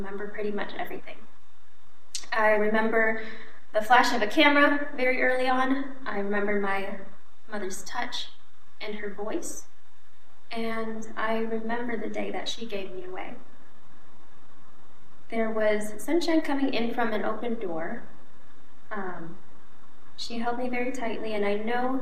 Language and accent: English; Wisconsin, United States; moved away as an adult; also born or lived in Bangkok, Thailand; now in Ohio, United States; My adoptive family lives in Wisconsin, and I lived there for about 17 years